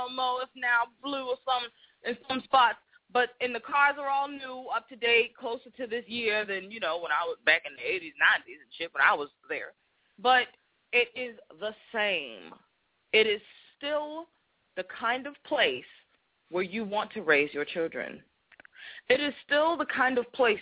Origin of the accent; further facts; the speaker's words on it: Boston, Massachusetts, United States; accent: Boston; growing up in Boston, the first part of my life